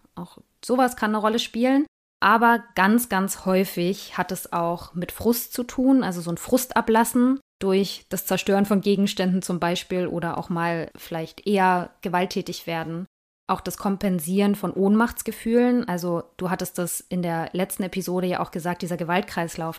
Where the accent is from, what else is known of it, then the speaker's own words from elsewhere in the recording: East Germany, Germany; ich komme ja nur auch aus Ostdeutschland